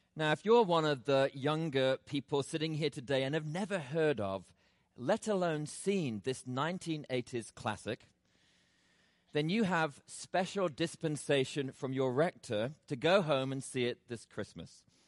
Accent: England, United Kingdom; now in Atlanta, United States; Growing up in England as a child

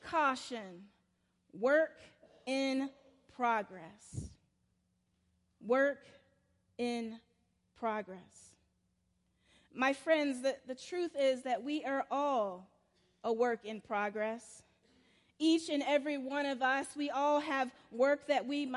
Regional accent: South Carolina, United States; now in Atlanta, United States; my little small church where I grew up in Calpin, South Carolina

